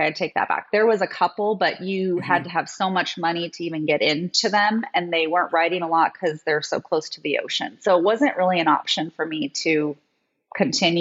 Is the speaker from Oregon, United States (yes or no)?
yes; Oregon, United States; moved away as an adult; also born or lived in Maui, Hawaii; I'm actually from Oregon